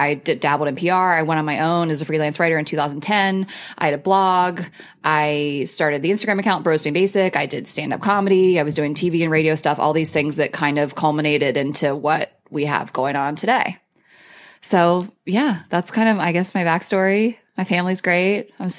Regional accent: Delaware, United States; moved away as an adult; also born or lived in South Carolina; I grew up in Delaware my whole life.

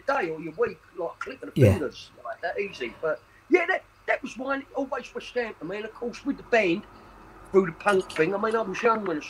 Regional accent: Custom House, London, United Kingdom; born there; I was born in Custom House, just over a mile from the ground.

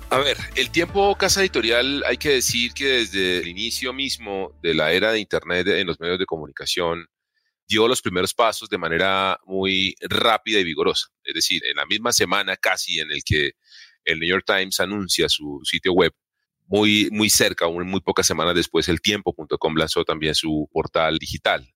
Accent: Colombia; nosotros como colombianos

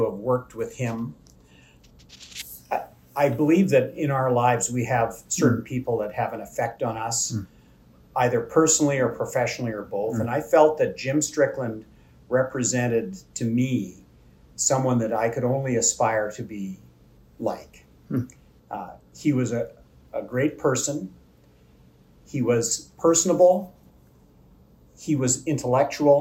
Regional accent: Kenora, Ontario, Canada; moved away as an adult; also born or lived in Winnipeg, Manitoba; I grew up in Kenora, Ontario, at the north end of Lake of the Woods

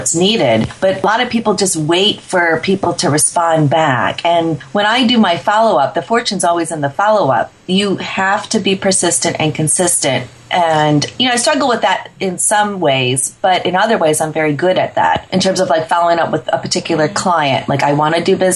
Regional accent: Chicago, Illinois, United States; When I was 10 years old, growing up in the Chicagoland area

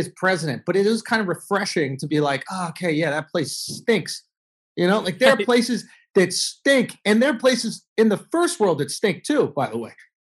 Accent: Manhattan, New York, United States; New York. I grew up in Manhattan.

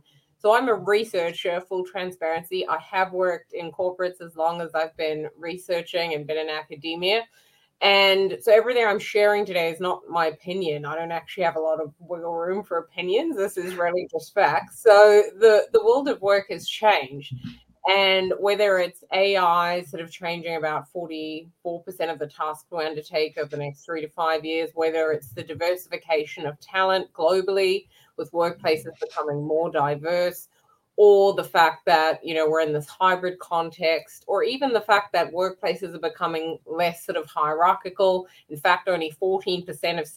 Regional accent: New Zealand; now in London, United Kingdom; I'm a New Zealander

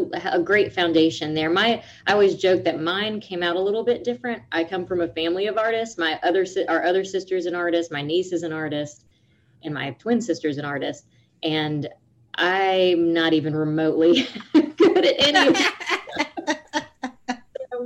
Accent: Panama City, Florida, United States; also born or lived in Grand Ridge, Florida; I'm from the Panama City area. I always say Panama City, but the Panama City area of Florida

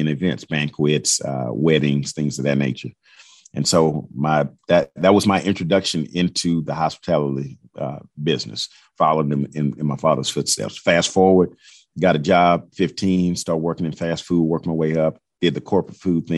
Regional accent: Houston, Texas, United States; I'm from Fifth Ward, but my roots in Third and Fourth Ward I grew up going to church in Fourth Ward

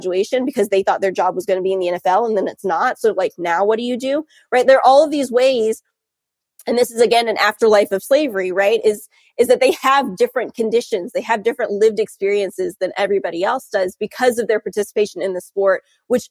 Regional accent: North Carolina, United States; moved away as an adult; also born or lived in Charlottesville, Virginia / Durham, North Carolina; now in South Bend, Indiana, United States; I grew up in North Carolina

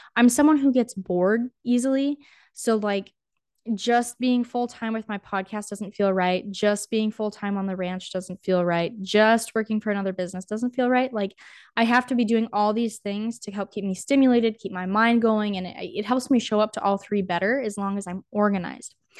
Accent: North Dakota, United States; also born or lived in Lincoln, Nebraska; I grew up in North Dakota, born and raised

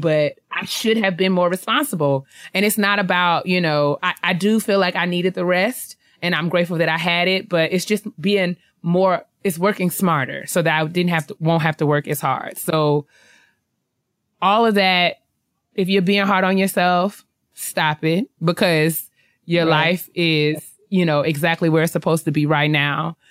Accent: New York, United States; I'm from New York. I lived there my whole life

